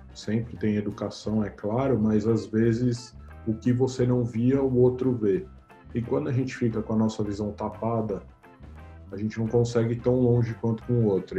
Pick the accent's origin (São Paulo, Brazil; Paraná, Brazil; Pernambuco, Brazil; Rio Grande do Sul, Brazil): São Paulo, Brazil; Eu nasci em São Paulo, capital, na Avenida Paulista, num hospital chamado Santa Catarina.